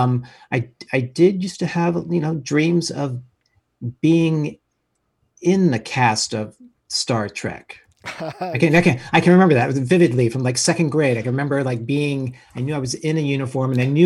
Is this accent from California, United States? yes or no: yes; Saratoga, California, United States; moved away as an adult; also born or lived in Vancouver, Canada; Born and raised Northern California, San Jose, Saratoga